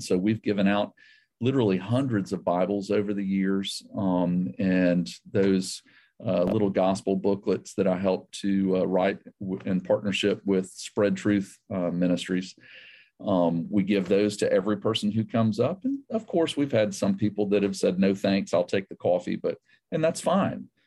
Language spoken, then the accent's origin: English; the South, United States; also born or lived in South Asia / Georgia; I grew up in the South.